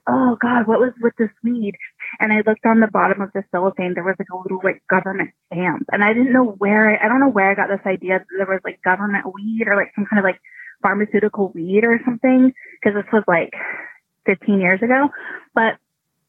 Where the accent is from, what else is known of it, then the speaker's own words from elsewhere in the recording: Oklahoma, United States; I'm from the South, I'm from Oklahoma